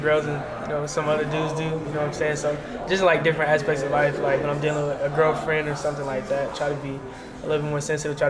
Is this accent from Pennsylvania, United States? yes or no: yes; Pittsburgh, Pennsylvania, United States; now in Louisiana, United States; No, sir. I'm from Pittsburgh.